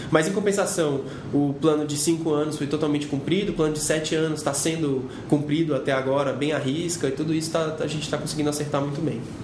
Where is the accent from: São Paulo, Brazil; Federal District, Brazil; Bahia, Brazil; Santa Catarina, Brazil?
Federal District, Brazil; Gama; eu sou de uma cidade chamada Gama, sou do Gama, no Distrito Federal, e é uma cidade que fica 44 quilômetros de Brasília